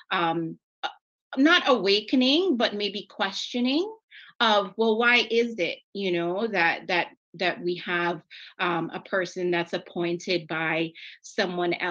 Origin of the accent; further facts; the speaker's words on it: Cayman Islands; oh, I'm from the Cayman Islands.